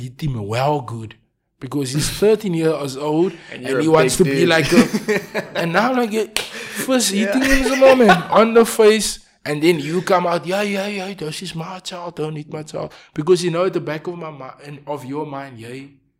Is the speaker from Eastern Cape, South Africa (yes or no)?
no; Cape Town, Western Cape, South Africa; I'm from Manenberg.